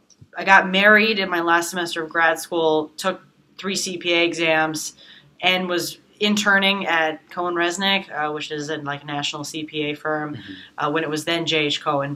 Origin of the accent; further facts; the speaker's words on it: New York City, New York, United States; I'm a New Yorker, so just like a lot of the kids that go to Baruch, I grew up in Manhattan